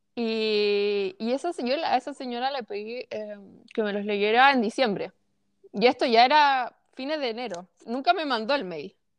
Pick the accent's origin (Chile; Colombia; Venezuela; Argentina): Chile; yo como chilena